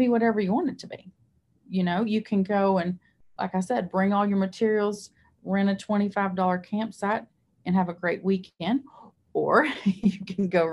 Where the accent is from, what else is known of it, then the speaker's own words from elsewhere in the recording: Somerset, Kentucky, United States; I'm from Somerset